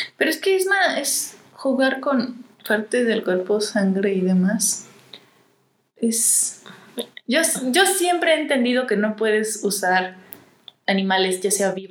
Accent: Mexico; somos mexicanas

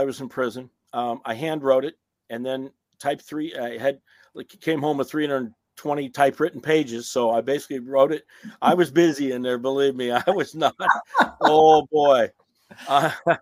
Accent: Iowa, United States; I'm from Iowa

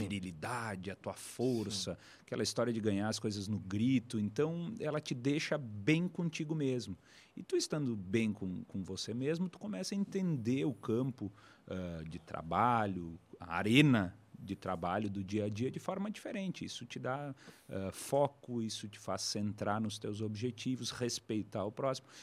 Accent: Bento Gonçalves, Rio Grande do Sul, Brazil; da capital brasileira do vinho que venho, lá de Bento Gonçalves

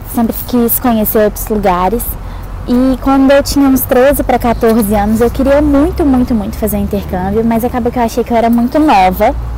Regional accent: Minas Gerais, Brazil; moved away as an adult; now in Auckland, New Zealand; eu sou de Minas Gerais

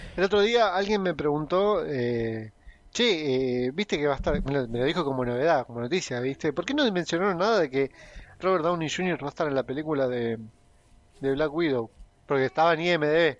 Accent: Argentina; somos los argentinos

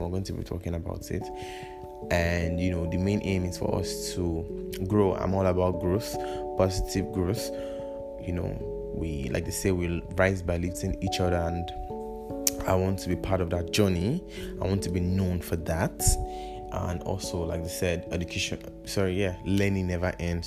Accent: Kaduna, Kaduna State, Nigeria; also born or lived in Kwara State; I was born and brought up in Kaduna, and funny enough, I'm also from the North Kwara State to be precise. So I'm a full blown northerner.

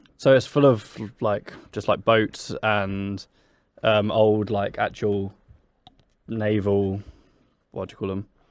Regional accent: Brighton, South East England, United Kingdom; I'm twenty-five, I'm from Brighton.

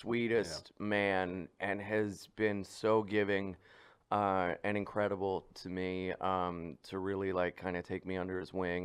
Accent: Delaware, United States; I grew up in Delaware

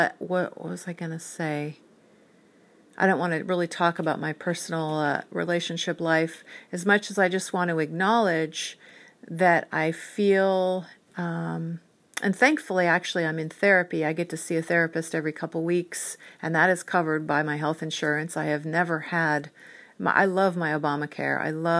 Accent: Whidbey Island, Washington, United States; also born or lived in San Diego; And when I was 9, we moved from San Diego to Whidbey Island. And I really missed my grandparents and my dad.

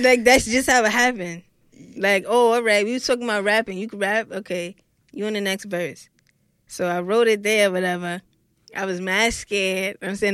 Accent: New York City, New York, United States; from Brooklyn, New York

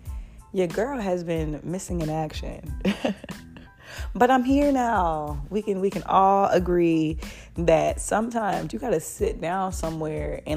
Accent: Florida, United States; I'm from Florida. So the way that I speak, this is my natural dialect

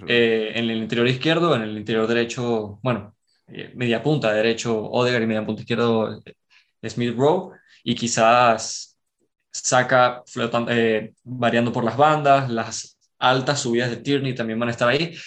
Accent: Caracas, Capital District, Venezuela; Soy de Caracas, de Venezuela

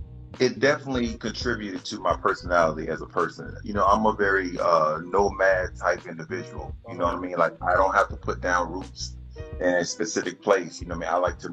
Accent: Hinesville, Georgia, United States; also born or lived in Columbus, Georgia; But I was born there. We spend a lot of time overseas, but I say I'm from Hinesville, Savannah.

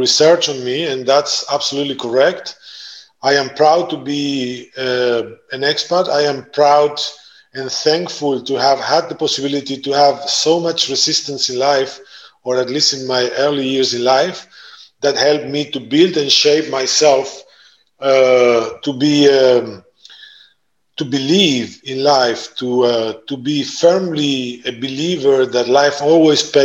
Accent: Argentina; moved away as an adult; also born or lived in Italy; now in Netherlands; I was born and raised in Argentina. My backgrounds, my roots are Italian

